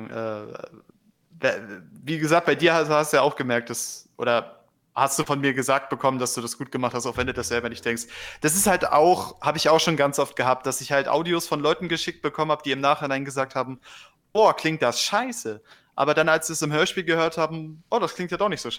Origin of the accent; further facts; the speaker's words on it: Northern Germany, Germany; accent: North German; Ich habe ich habe den norddeutschen Dialekt von Geburt an drin, den kann ich ganz gut sprechen. Ja, ne, so, so das, was Kadi schnack, schnacken tut, so das Norddeutsche.